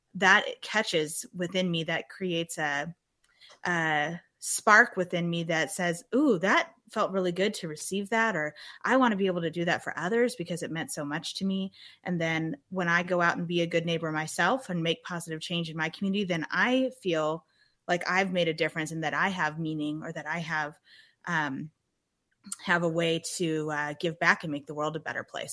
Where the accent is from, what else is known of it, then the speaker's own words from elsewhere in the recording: Germantown, Wisconsin, United States; moved away; I'm from Germantown, Wisconsin, which started when I was real young as a rural um, part of Wisconsin